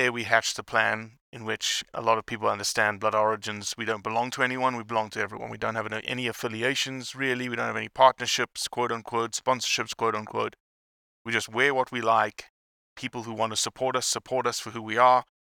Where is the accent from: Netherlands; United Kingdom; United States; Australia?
Australia; I've never heard that phrase in my life as an Australian.